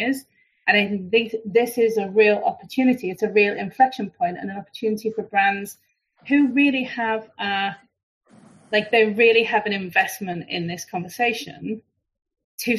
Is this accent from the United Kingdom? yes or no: yes; United Kingdom; we're British